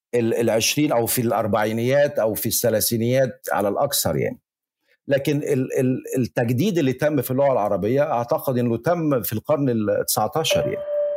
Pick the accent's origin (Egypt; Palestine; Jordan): Egypt; accent: Egyptian; moved away as an adult; also born or lived in Valencia, Spain; now in Spain; أنا بتكلم مصري